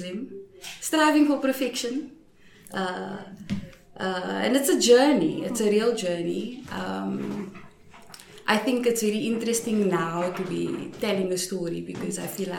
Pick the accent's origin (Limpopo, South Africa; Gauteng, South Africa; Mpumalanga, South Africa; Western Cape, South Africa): Western Cape, South Africa; Cape Town; I'm from, for the, our international friends, from what you know as the projects. We call it the Cape Flats